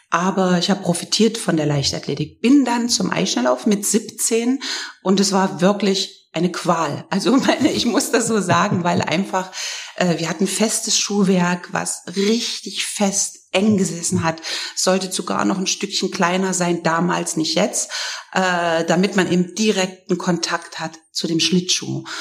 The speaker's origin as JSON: {"language": "German", "country": "Germany", "tie": "born or raised there", "said": "bei uns gab es natürlich äh, zu DDR-Zeiten, da wo ich groß geworden bin"}